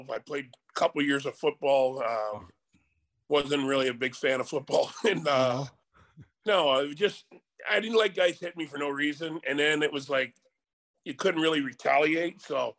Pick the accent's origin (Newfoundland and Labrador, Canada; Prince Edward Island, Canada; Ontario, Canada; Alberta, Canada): Ontario, Canada; Windsor; also born or lived in Toronto; I was born and I was adopted by my parents. So I don't know how old I was. So for all I know, I grew up in Windsor. I went to school there and I never lived in, I don't even remember Toronto at all.